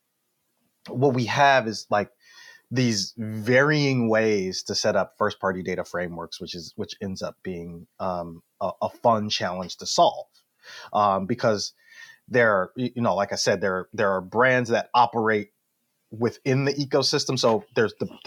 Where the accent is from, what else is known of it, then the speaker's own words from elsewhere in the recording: Detroit, Michigan, United States; I'm from Detroit